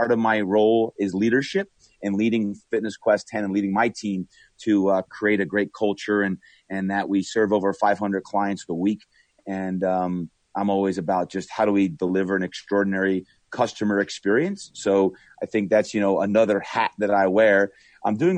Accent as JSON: {"language": "English", "town": "Brick", "region": "New Jersey", "country": "United States", "tie": "born or raised there", "moved": "yes", "said": "growing up in Brick, New Jersey, which is very much a blue collar town"}